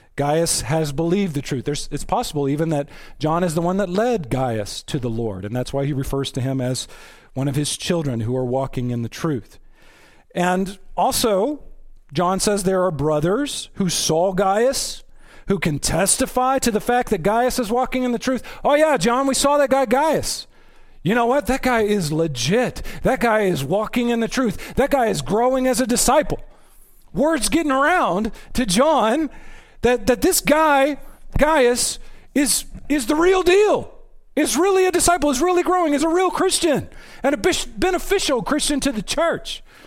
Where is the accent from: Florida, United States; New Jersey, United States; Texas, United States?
Texas, United States; I'm from Texas.